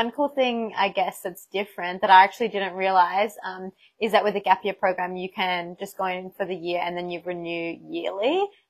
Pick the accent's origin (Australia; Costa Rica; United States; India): Australia; Sydney, New South Wales; growing up in Sydney and being a city girl